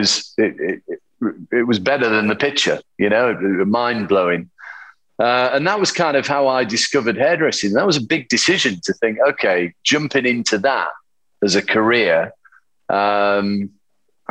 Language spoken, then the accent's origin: English; Yorkshire and the Humber, United Kingdom; accent: Yorkshire; now in London, United Kingdom; I grew up in a small town in the north of England, in Yorkshire. And even though I've, you know, been in London for 27 years or whatever, my accent is still very Yorkshire